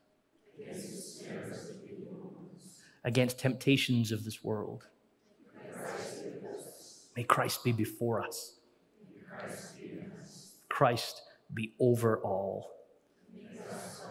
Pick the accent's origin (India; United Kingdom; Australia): United Kingdom; Scotland; We're always Scottish.